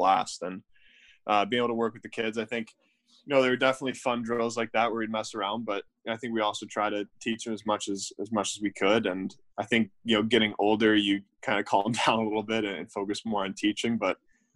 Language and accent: English; St. Louis, Missouri, United States; growing up in St. Louis